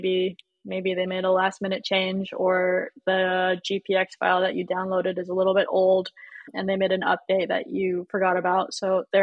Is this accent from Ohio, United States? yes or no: no; California, United States; growing up in California